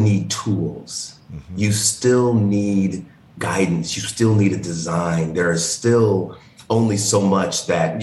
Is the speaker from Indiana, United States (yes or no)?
yes; Indiana, United States; I come from Indiana